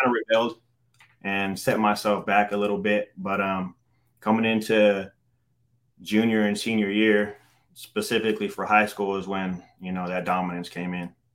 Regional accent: Stockton, California, United States; I grew up in Stockton, California

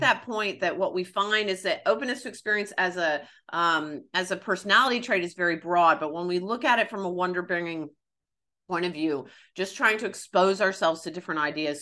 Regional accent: the South, United States; growing up in the South

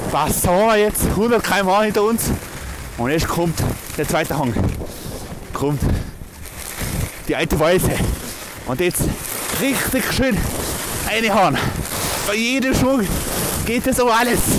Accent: Tyrol, Austria; Ich bin aus Tirol.

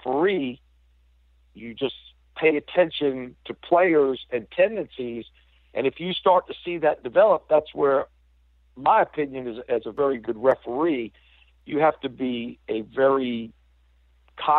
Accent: Durham, North Carolina, United States; moved away; also born or lived in Chapel Hill, North Carolina; I grew up right on the borderline of Durham and Chapel Hill

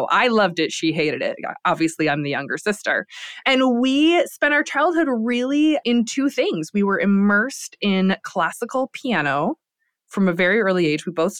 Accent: Lansing, Michigan, United States; I grew up in Lansing, Michigan, in a kind of a working class family.

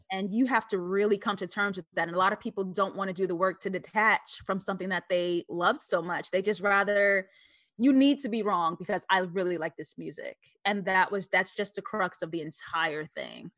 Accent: New York City, New York, United States; also born or lived in Harlem / Brooklyn; I grew up in East Elmhurst, Queens, New York.

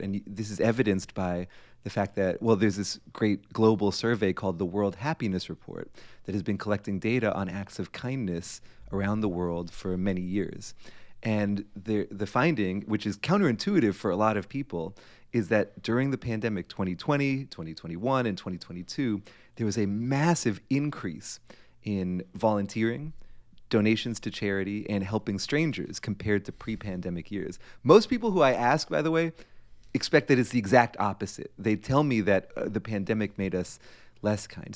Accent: Framingham, Massachusetts, United States; when I was eighteen, basically Framingham, Massachusetts was my entire world

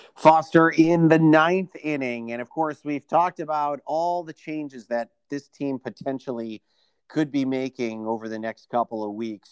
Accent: Chicago, Illinois, United States; now in South Florida, United States; I live in South Florida, born and raised in the Chicagoland area

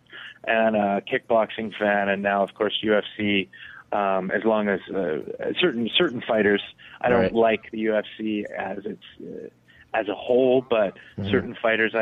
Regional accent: Canada; I'm Canadian

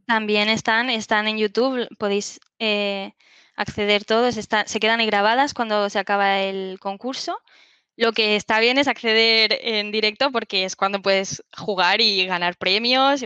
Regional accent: Alicante, Valencian Community, Spain; also born or lived in Barcelona; Yo soy de, Alicante, del Chalicante, bueno, que es una zona en el sureste de España

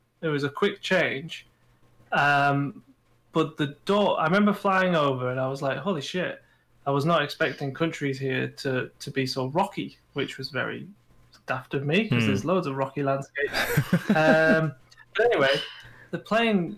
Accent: United Kingdom; we're British

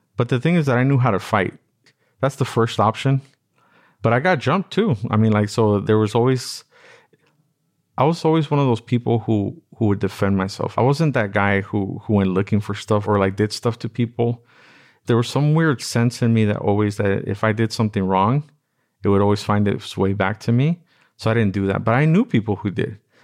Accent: Los Angeles, California, United States; I grew up in Watts

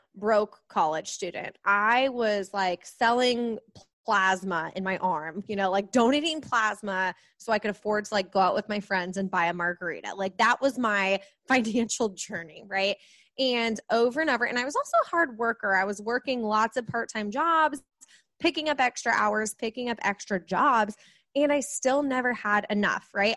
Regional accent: Kansas City, United States; I am from Kansas City, right in the Midwest

